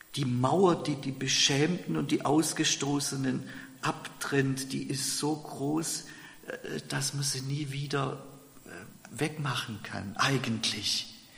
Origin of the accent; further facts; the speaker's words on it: Germany; bei uns in Deutschland